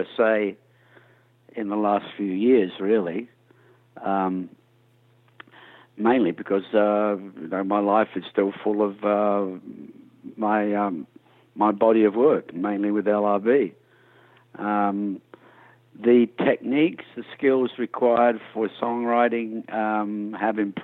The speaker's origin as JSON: {"language": "English", "town": "Adelaide", "region": "South Australia", "country": "Australia", "tie": "born or raised there", "also_born_or_lived": "England", "said": "My early days in the 60s, growing up in Adelaide, South Australia"}